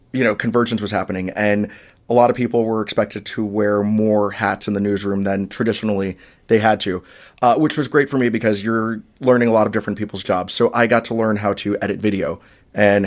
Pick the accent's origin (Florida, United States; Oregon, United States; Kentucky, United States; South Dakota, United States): Florida, United States; Orlando; moved away as an adult; also born or lived in South Bend / Charleston; in my hometown in Orlando